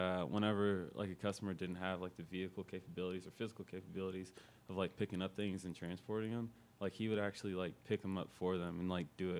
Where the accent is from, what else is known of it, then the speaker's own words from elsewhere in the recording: Indianapolis, Indiana, United States; Born and raised here in Indy.